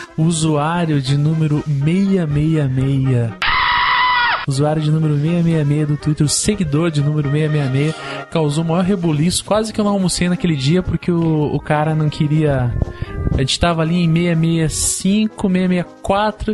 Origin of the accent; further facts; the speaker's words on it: Curitiba, Paraná, Brazil; a gente não fala engraçado, não. A gente fala igual curitibano